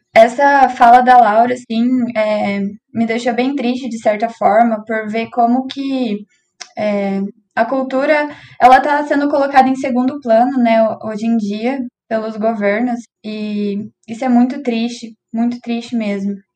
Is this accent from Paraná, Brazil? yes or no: yes; Cambé, Paraná, Brazil; eu também sou de Cambé